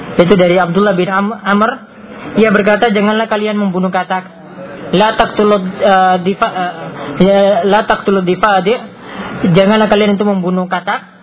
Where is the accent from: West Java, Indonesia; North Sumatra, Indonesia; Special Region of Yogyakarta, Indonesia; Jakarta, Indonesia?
Special Region of Yogyakarta, Indonesia; Gunung Kidul; di daerah saya juga di Gunung Kidul tuh ada warung